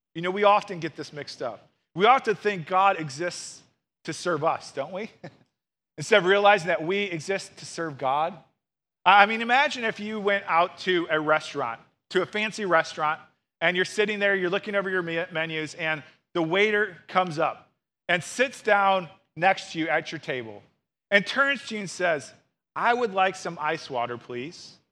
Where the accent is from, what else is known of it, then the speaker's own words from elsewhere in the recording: St. Louis, Missouri, United States; I grew up in Saint Louis and went to the University of Missouri